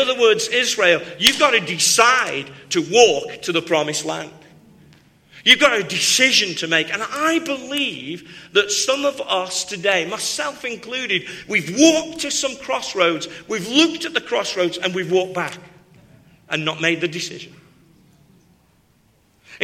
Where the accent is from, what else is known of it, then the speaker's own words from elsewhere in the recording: Stoke-on-Trent, West Midlands, United Kingdom; I'm from Stoke-on-Trent, where they make lots of pottery